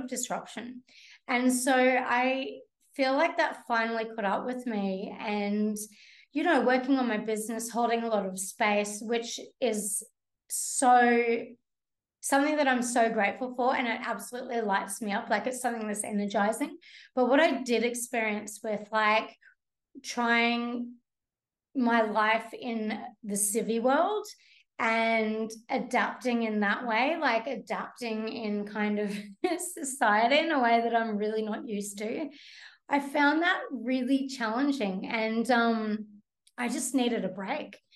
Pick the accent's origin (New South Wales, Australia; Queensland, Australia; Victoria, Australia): Queensland, Australia; Brisbane; moved away; I grew up in Brisbane.